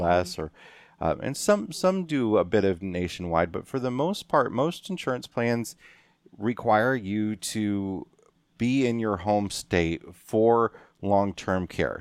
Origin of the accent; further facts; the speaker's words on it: Western Illinois, United States; moved away; we're in the Quad Cities, my hometown, uh, Western Illinois